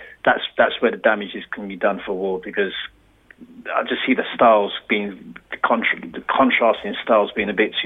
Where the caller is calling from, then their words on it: London, United Kingdom; Calling from Southeast London.